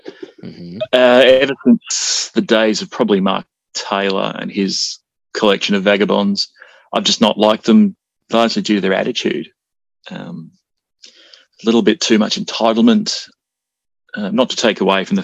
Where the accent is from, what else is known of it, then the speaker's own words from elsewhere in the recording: Australia; I'm Australian